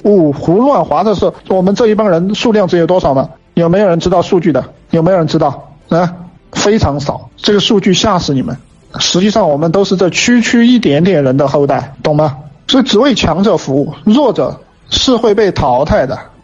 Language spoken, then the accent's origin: Chinese; China; 我们中国人，我们汉人